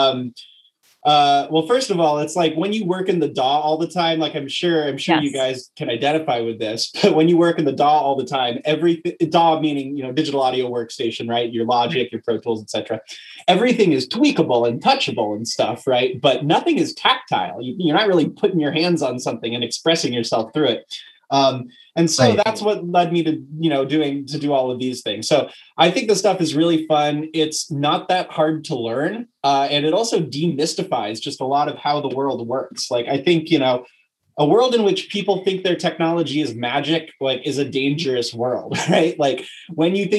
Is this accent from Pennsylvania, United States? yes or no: no; New York City, New York, United States; now in Berkeley, United States; I'm originally from New York City. Where I grew up in the American folk music tradition